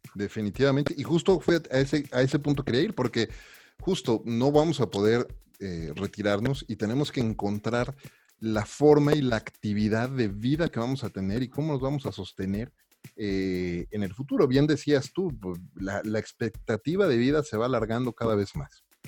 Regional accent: Mexico; como mexicano

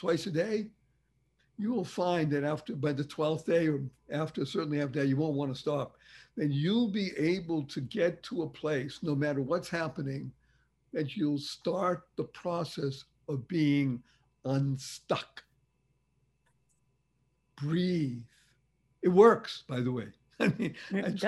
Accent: Boston, Massachusetts, United States; I grew up in Boston, Massachusetts

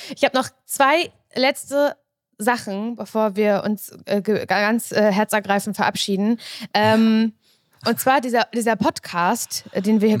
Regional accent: the East, East Germany, Germany; Und ich komme noch aus dem Osten

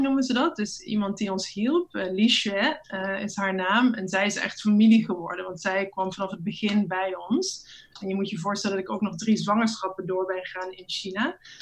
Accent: Netherlands; moved away; Als Nederlandse vrouw

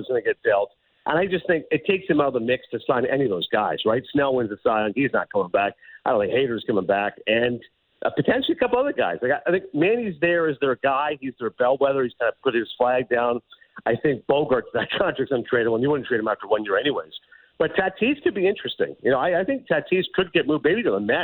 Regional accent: Kingston, Ontario, Canada; moved away; as a kid growing up in Eastern Ontario and Kingston

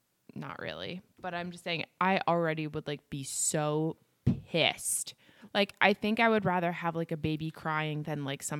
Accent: United States; We're American.

